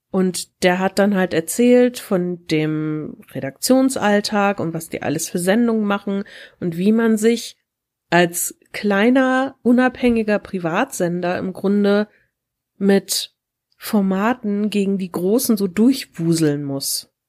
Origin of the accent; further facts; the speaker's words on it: Wuppertal, North Rhine-Westphalia, Germany; ich komme aus Wuppertal und ich bin ein Teil vom Podcast-Duo der Taschenuschis.